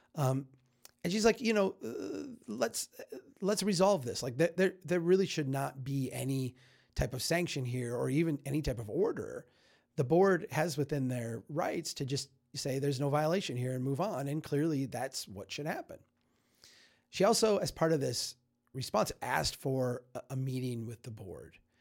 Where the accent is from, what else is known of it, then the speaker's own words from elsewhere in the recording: Minnesota, United States; I'm a Minnesotan